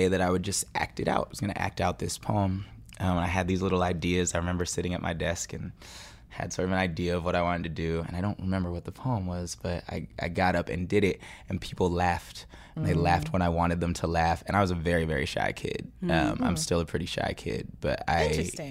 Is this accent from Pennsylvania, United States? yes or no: no; Bay Area, California, United States; I'm from the Bay Area